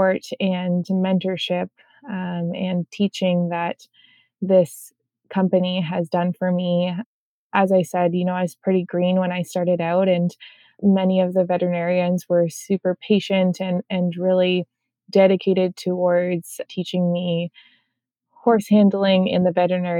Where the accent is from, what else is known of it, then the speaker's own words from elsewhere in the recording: Southern Ontario, Canada; I grew up in Southern Ontario.